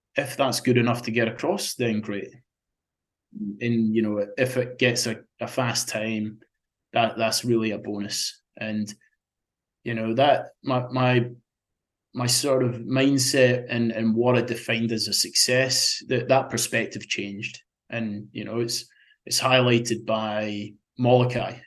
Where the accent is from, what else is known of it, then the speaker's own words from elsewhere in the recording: Scotland, United Kingdom; that was very special growing up there and and being being a Scotsman